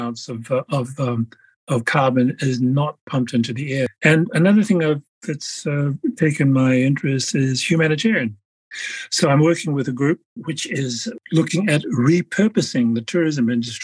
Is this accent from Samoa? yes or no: yes; Samoa; I'm a Polynesian from Samoa.